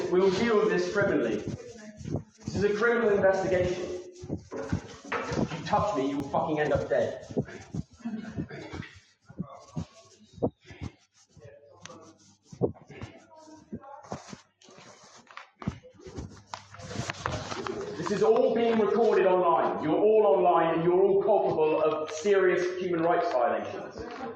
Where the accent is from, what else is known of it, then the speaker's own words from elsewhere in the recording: Ireland; now in United Kingdom; I'm an Irish gypsy being persecuted by the British state